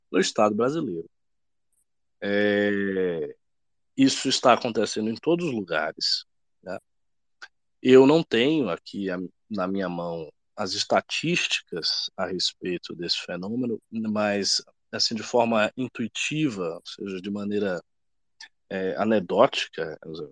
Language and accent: Portuguese; Salvador, Bahia, Brazil; now in São Paulo, Brazil; Eu sempre digo, poxa, eu ando em São Paulo com muita tranquilidade, porque eu venho de Salvador, cara.